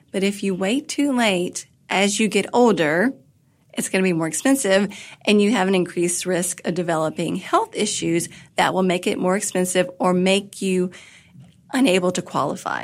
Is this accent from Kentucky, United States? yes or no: yes; Kentucky, United States; moved away as an adult; also born or lived in Washington, D.C.; I had moved back from Washington, D.C. to my home state of Kentucky.